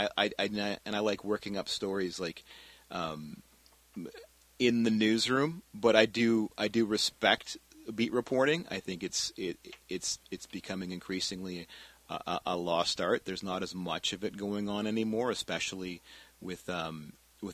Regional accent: Richmond, British Columbia, Canada; I'm from Richmond

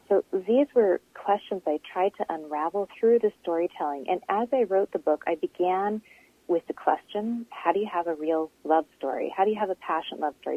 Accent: British Columbia, Canada; also born or lived in Langley, British Columbia / Kitimat, British Columbia; I grew up in BC. I grew up in Langley and Kitimat

